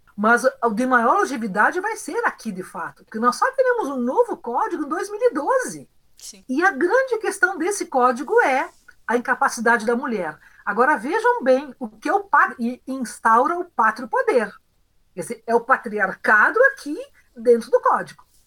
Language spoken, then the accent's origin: Portuguese; Ijuí, Rio Grande do Sul, Brazil; Eu sou de Juí, do interior, uma cidade de colonização europeia.